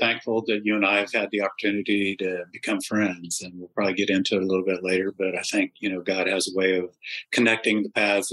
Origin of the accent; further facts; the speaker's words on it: Wichita, Kansas, United States; now in Dallas, United States; I was born and raised in Wichita, Kansas, and got down here to Texas just as soon as I could